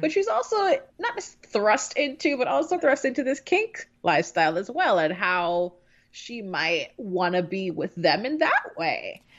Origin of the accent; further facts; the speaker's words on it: Jamaica; moved away; growing up in Jamaica